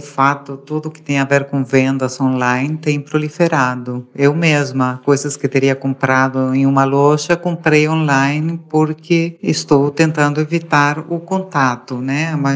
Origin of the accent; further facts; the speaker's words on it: Uruguay; moved away; eu sou uruguaia